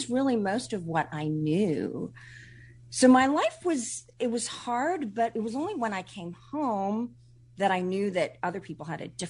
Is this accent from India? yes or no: yes; India; born there; Well, I was born in India, and when I was 3 months old, I contracted polio.